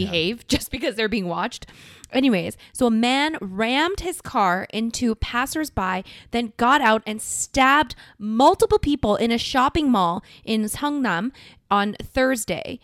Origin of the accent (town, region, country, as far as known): South Korea; moved away